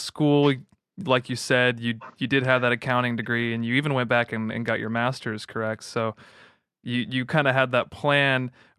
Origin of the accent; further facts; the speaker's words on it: Mansfield, Texas, United States; I was born and raised in Dallas-Fort Worth, Texas, and I spent most of that time in a suburb just outside called Mansfield.